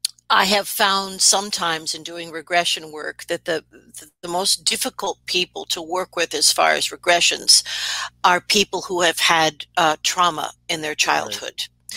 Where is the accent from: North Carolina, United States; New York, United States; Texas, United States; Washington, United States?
New York, United States; accent: New York; I am originally from New York, and I used to have a horrendous, you know, accent, which I will not duplicate.